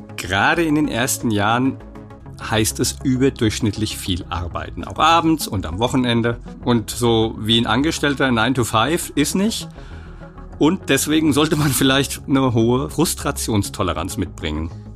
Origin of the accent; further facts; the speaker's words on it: Aschaffenburg, Bavaria, Germany; moved away; Dort ist nicht nur meine alte Heimat